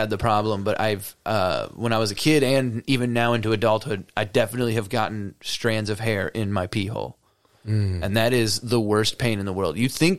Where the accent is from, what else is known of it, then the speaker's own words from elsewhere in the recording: Cedar Lake, Indiana, United States; It's my hometown.